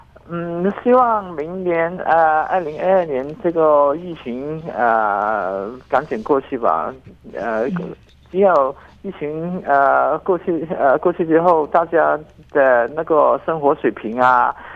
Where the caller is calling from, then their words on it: Guangdong, China; 因为因为我们广东这边，特别是我呃，甚至是呃，我们在呃广东这边呃一些大城市